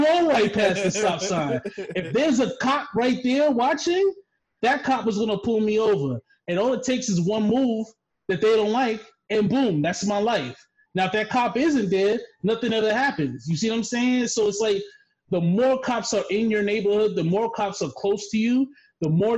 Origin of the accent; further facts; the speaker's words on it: New York City, New York, United States; moved away; I'm from the Bronx.